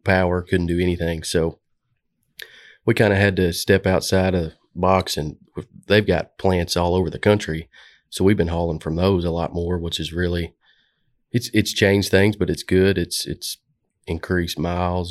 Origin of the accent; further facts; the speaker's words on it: Stuttgart, Arkansas, United States; moved away as an adult; also born or lived in Jonesboro, Arkansas; now in Little Rock, United States; I came from Stuttgart, Arkansas, went to college in Jonesboro, and then pretty much moved down here to Little Rock